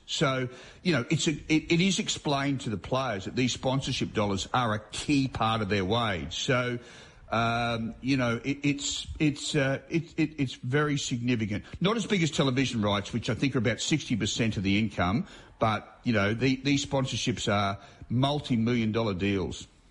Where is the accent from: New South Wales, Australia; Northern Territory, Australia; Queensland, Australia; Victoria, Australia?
Queensland, Australia; as a Queenslander